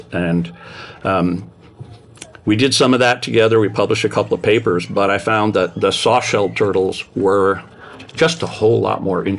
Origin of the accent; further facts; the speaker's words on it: New Jersey, United States; moved away; I grew up in New Jersey near the Passaic River.